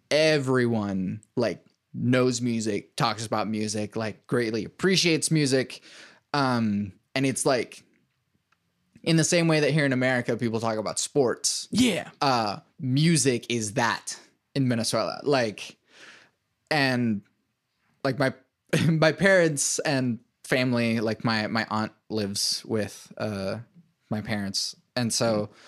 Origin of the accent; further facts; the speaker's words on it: United States; really different because I'm I'm essentially American.